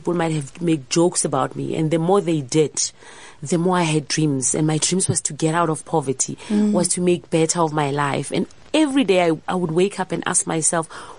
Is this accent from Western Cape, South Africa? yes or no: no; Pretoria, Gauteng, South Africa; I was raised in Pretoria in Soshanguve.